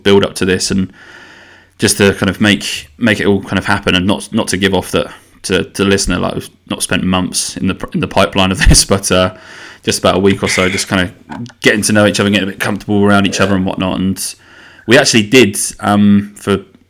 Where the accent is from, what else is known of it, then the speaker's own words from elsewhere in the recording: the Fens, Cambridgeshire, East of England, United Kingdom; I am from the Fens, which is in Cambridgeshire